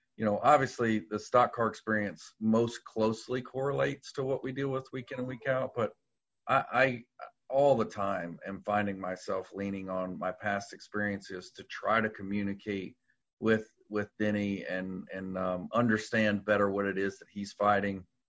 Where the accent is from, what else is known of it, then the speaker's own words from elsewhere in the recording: Louisville, Kentucky, United States; moved away as an adult; also born or lived in Indianapolis, Indiana; now in North Carolina, United States; born and raised in Louisville, um, all I knew was Louisville